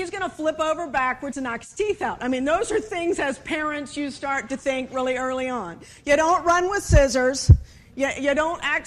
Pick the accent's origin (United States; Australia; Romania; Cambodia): United States; Virginia; I am obviously from Virginia